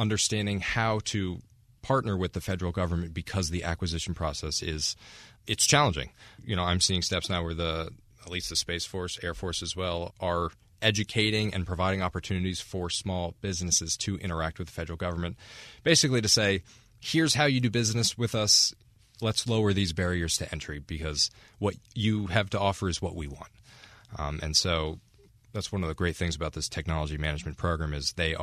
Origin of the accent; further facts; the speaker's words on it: New Jersey, United States; I'm from New Jersey